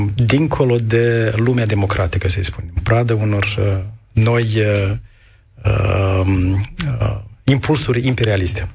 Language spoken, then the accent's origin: Romanian; Moldova